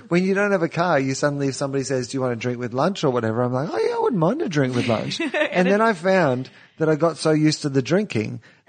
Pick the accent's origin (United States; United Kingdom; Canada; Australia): Australia; I am Australian. That's where you're from. That's why my voice sounds like this.